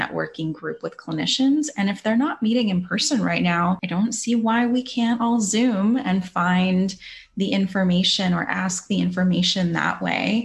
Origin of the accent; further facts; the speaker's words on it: California, United States; now in Florida, United States; I'm from California, currently live in Florida right now